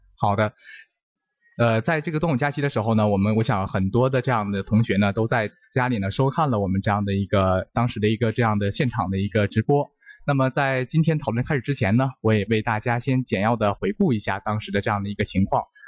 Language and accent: Chinese; China; 我们中国人成功完成了这个太空任务